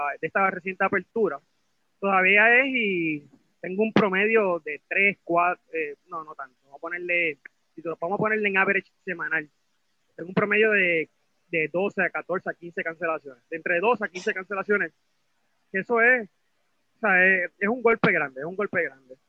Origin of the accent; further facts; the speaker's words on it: Puerto Rico; yo pues como propietario puertorriqueño